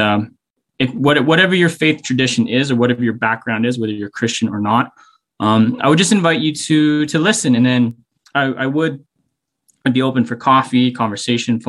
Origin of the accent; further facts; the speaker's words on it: Whitehorse, Yukon, Canada; also born or lived in Victoria; I grew up in Whitehorse